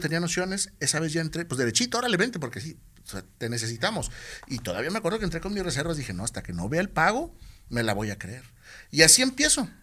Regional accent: Tepic, Nayarit, Mexico; also born or lived in Guadalajara; extraño mi tierra y me regreso

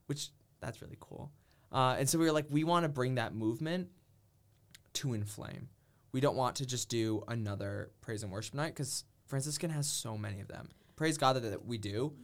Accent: Massachusetts, United States; also born or lived in Minnesota; I'm from Massachusetts

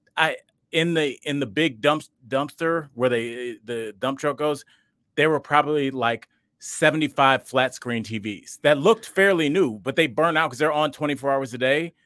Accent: Cleveland, Ohio, United States; I'm from Cleveland and that was our team

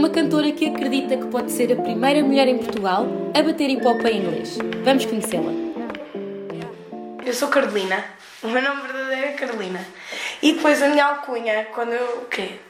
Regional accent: Brussels, Brussels-Capital Region, Belgium; nasci em 93 e nasci no estrangeiro, em Bruxelas.

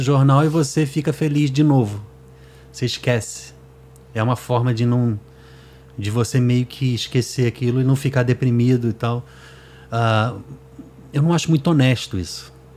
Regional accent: Rio de Janeiro, Brazil; moved away as an adult; now in Fortaleza, Brazil; eu sou do Rio.

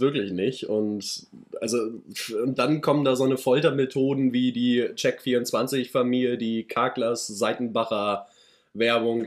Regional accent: Schleswig-Holstein, Germany; für mich dann immer noch hier als Norddeutscher

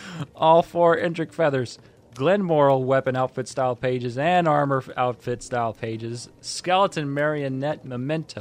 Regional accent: United States; I'm from America

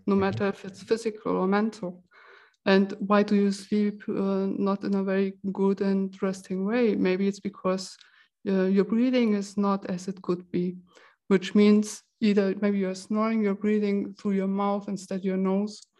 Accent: Germany; now in Switzerland; I come originally from Germany

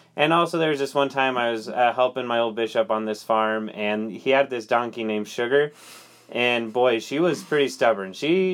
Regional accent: Lindon, Utah, United States; I'm from Linden. We call it the City of Dreams.

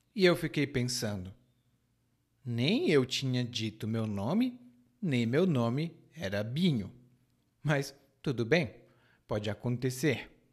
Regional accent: Brazil; now in Salvador, Brazil; como era a minha cidade natal

